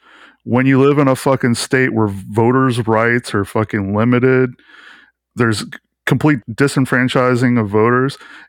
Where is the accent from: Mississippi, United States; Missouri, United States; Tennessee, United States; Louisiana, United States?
Mississippi, United States; accent: thick Mississippi; also born or lived in California; Living in the South and being from a small podunk town and being looked at as a hick. You know, I'm from California, in high school from Mississippi, and I got made fun of because I had a thick Mississippi accent that does come back when I drink.